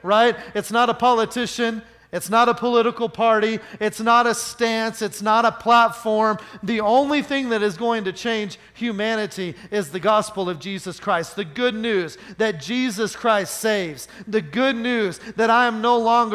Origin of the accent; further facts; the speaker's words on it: Oklahoma, United States; I grew up in Oklahoma